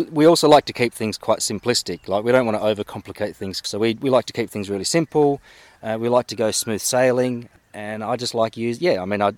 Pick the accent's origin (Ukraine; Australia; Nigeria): Australia; I was born in Australia